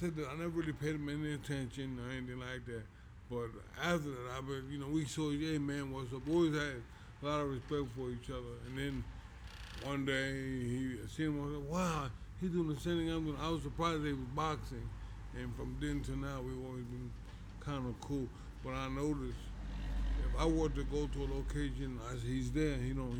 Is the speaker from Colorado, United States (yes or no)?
no; New York City, New York, United States; also born or lived in Brownsville; I grew up in East New York. I I moved to Brownsville maybe 2 years before I started getting recognition.